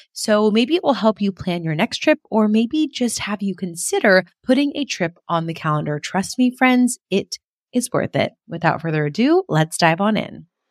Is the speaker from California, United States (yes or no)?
yes; California, United States; first language English; my hometown in California